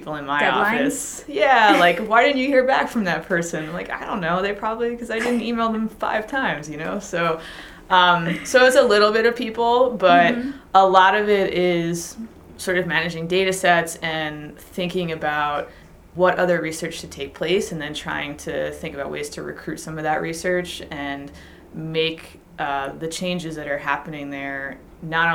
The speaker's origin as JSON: {"language": "English", "area": "Long Island", "region": "New York", "country": "United States", "tie": "born or raised there", "said": "I grew up on Long Island"}